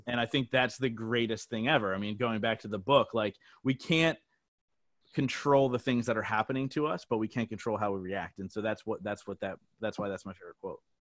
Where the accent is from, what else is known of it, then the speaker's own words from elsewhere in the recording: New Jersey, United States; moved away as an adult; now in Reading, United States; I grew up in South Jersey